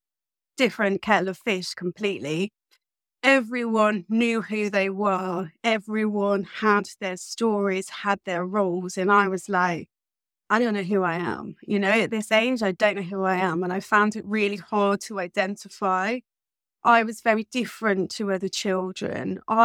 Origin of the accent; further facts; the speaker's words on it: England, United Kingdom; born there; Growing up, I have to say, I was born in 1983 in England.